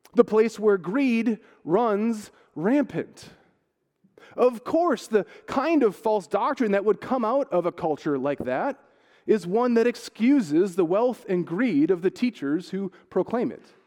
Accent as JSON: {"language": "English", "country": "United States", "moved": "yes", "lives_now": "Ireland", "said": "as an American blow-in"}